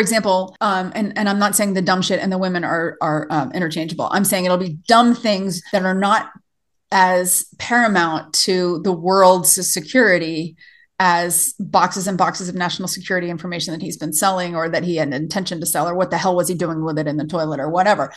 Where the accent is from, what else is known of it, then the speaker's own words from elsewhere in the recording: the South, United States; moved away as an adult; also born or lived in Tennessee / East Coast; now in Montana, United States; I was raised in the South